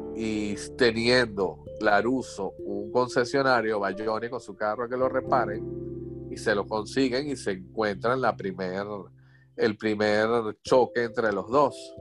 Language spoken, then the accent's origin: Spanish; Venezuela; moved away; así somos los venezolanos. Somos los venezolanos. y todos los que trabajamos en esto somos todos migrantes y todos salimos del país